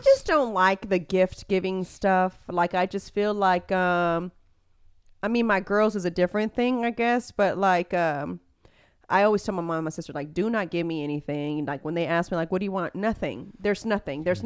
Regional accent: Houston, Texas, United States; I am from Spring Branch, so I grew up driving up and down that.

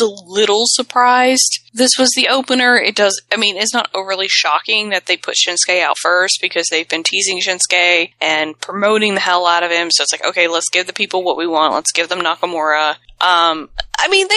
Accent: the South, United States; I'm from the South. We don't have hockey from where I'm from

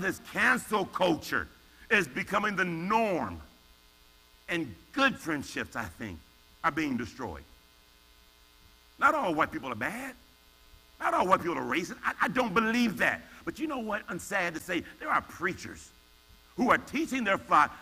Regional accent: United States; I'm African American

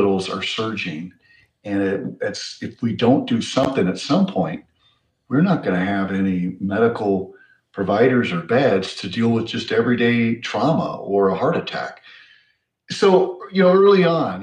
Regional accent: Rifle, Colorado, United States; also born or lived in Denver, Colorado; I was born in Denver, and my mom brought us back to Rifle and raised us there

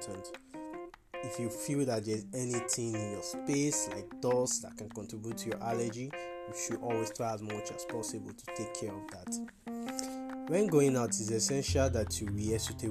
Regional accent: Nigeria; I'm a Nigerian optometrist.

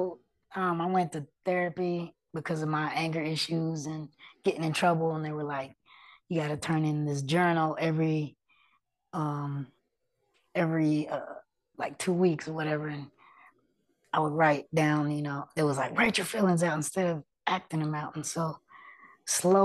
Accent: Oklahoma City, Oklahoma, United States; accent: city hood; It was in the hood and urban areas of Oklahoma City, not the res, which is why we got the city hood accent

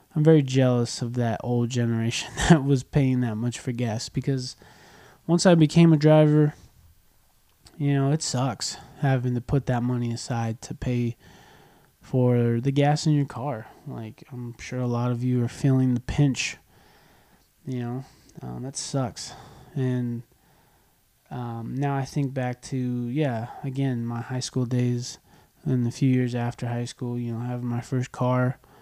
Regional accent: United States; also born or lived in California; I'm an American. I live in California

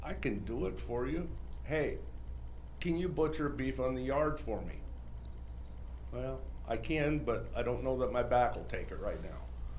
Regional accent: Seymour, Iowa, United States; I'm from Seymour, Iowa, third generation butcher, one generation critical care paramedic, kind of went both ends of the spectrum.

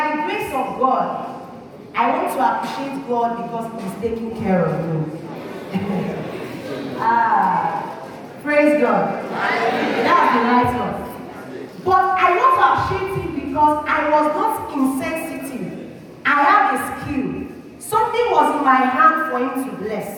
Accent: Osun, Nigeria; moved away as an adult; now in Delta State, Nigeria; I used to be from Osun State, but I am now from Delta State.

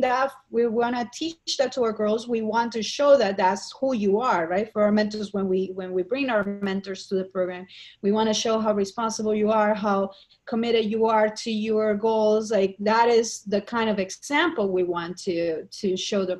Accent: Colombia; moved away as an adult; now in New York City, United States; I grew up in Colombia

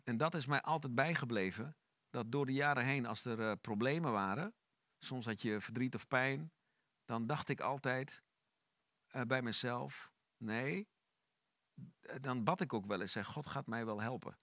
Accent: Netherlands; born or raised there; also born or lived in Sofia, Bulgaria / Almelo, Netherlands / The Hague, Netherlands

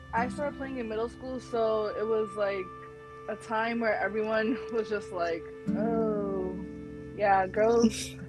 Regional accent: Bangladesh; I'm from Bangladesh, and so Bengali people are really good at badminton

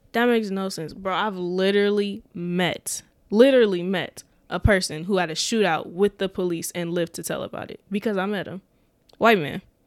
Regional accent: Omaha, Nebraska, United States; I was from North Omaha

